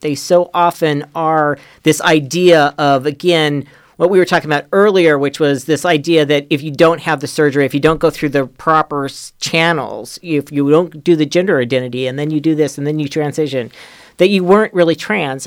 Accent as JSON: {"language": "English", "region": "Idaho", "country": "United States", "tie": "born or raised there", "said": "we grew up in Idaho"}